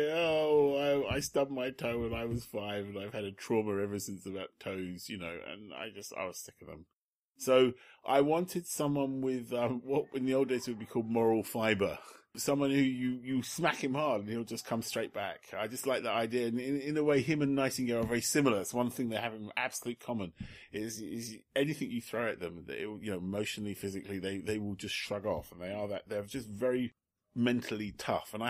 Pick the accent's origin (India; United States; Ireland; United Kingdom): United Kingdom; England; i never feel because I'm English, I never feel entirely comfortable